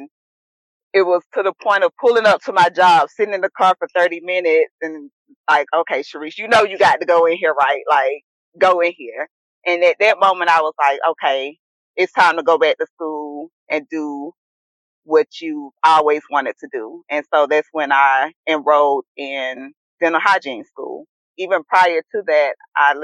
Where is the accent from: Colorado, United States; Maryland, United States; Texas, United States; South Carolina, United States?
South Carolina, United States; moved away as an adult; now in Atlanta, United States; I'm from South Carolina. Have three brothers, only girl